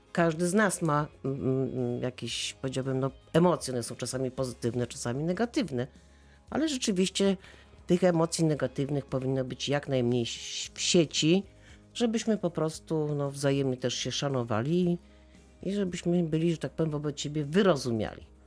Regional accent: Wrocław, Lower Silesian Voivodeship, Poland; jestem dumna z tego, że jestem wrocławianką

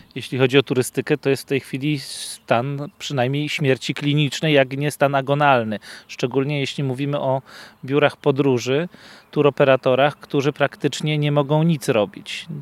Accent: Lower Silesian Voivodeship, Poland; my z Dolnego Śląska

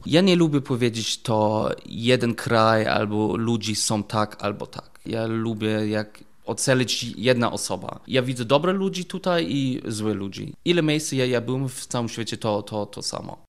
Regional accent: Germany; Polish is a second language; moved away as an adult; also born or lived in England; now in Wrocław, Poland; jestem Niemiec

